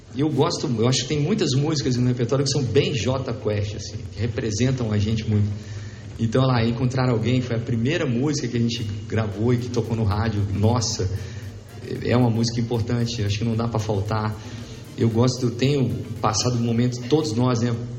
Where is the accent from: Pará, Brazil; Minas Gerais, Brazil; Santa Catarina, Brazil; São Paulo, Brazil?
Minas Gerais, Brazil; Belo Horizonte; nós somos lá de Belo Horizonte